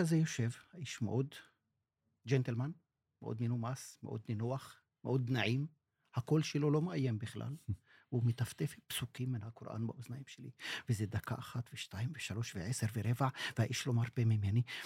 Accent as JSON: {"language": "Hebrew", "country": "Israel", "tie": "born or raised there", "first_language": "Arabic", "second_language": "Hebrew", "said": "אני יליד 62, נולדתי אל תוך ההוויה הישראלית"}